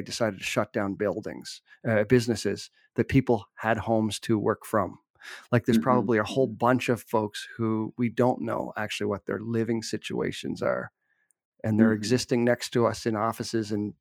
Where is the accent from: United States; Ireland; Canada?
Canada; as a Canadian